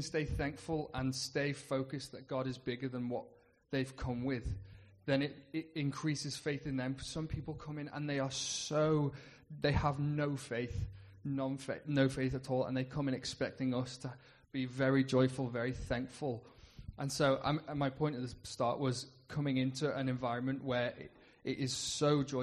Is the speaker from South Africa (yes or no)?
no; United Kingdom; as a Brit going into an American culture, it was a culture shock.